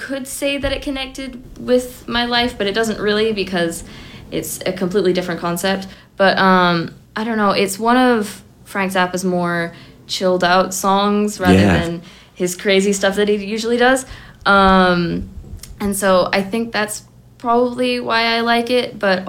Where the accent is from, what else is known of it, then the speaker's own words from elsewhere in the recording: Scotland, United Kingdom; born there; Yeah, I was born in Scotland.